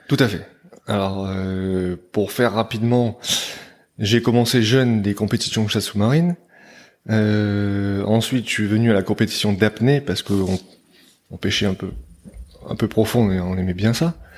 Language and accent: French; Provence-Alpes-Côte d'Azur, France; now in New Caledonia; j'ai grandi sur la côte d'Azur, sur la côte sud de la France